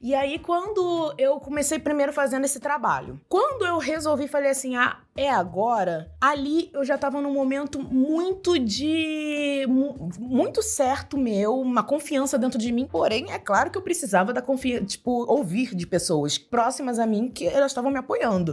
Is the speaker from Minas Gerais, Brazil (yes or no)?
no; Nova Iguaçu, Rio de Janeiro, Brazil; moved away; also born or lived in Japeri; Eu sou de Nova Iguaçu, nascida e criada em Nova Iguaçu e também Japeri